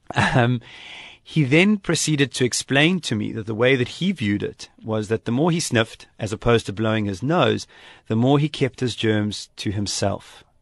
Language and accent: English; South Africa; moved away as an adult; also born or lived in Japan; I came from South Africa, where we know multiculturalism